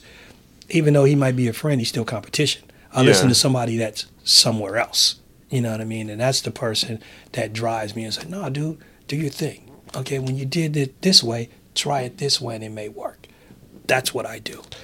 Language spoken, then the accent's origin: English; San Francisco, California, United States; I'm from San Francisco